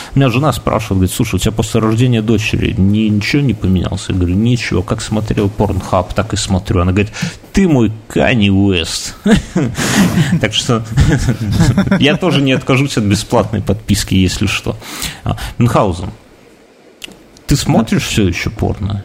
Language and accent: Russian; Belarus; я вот э, рожденный в БССР